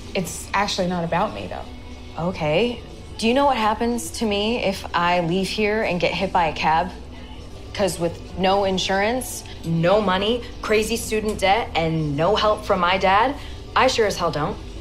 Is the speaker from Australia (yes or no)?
yes; Australia; moved away as an adult; also born or lived in Montreal; growing up in Australia